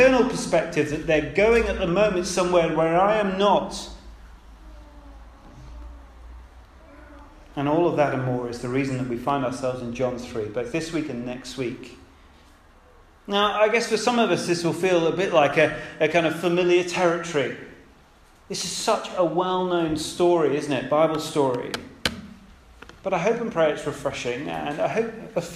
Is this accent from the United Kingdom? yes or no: yes; United Kingdom; we're British